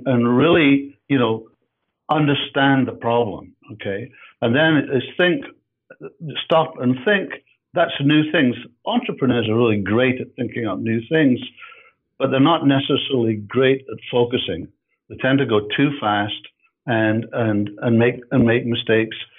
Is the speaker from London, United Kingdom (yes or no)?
no; Edinburgh, Scotland, United Kingdom; moved away as an adult; now in Canada; I'm from Edinburgh, I'm from, so I'm from Scotland